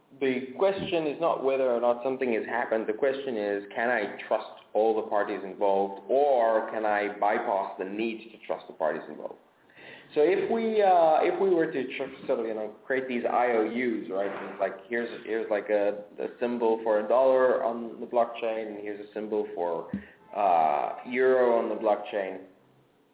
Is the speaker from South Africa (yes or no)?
yes; South Africa; moved away; I grew up in South Africa, and South Africa, when I was growing up, and still has massive capital controls